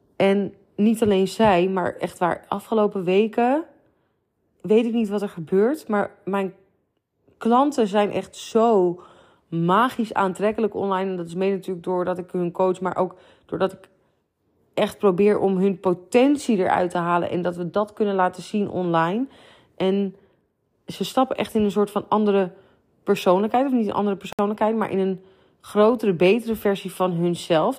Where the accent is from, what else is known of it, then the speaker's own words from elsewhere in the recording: near Amsterdam, North Holland, Netherlands; wij komen uit de buurt van Amsterdam